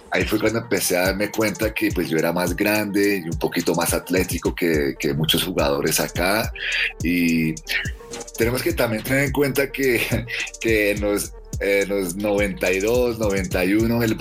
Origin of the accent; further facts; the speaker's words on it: Zipaquirá, Cundinamarca, Colombia; also born or lived in Bahrain; Mi mamá es colombiana de Popayán y mi papá es de Bahrein y yo nací en la isla, en el reino que se llama Bahrein, que queda en el Medio Oriente, entre Qatar y Saudi Arabia. Y em, yo nací allá y nosotros nos ubicamos aquí en Colombia en el 88 después de la guerra del Golfo. Y, y yo crecí en Zipaquirá